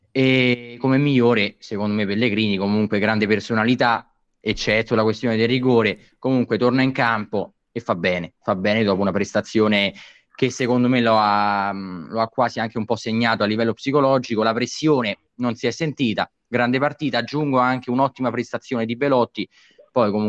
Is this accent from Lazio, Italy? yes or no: yes; Rome, Lazio, Italy; stavo rispondendo alla battuta di, di Augusto, non è vero. Romano da, da no, generazioni.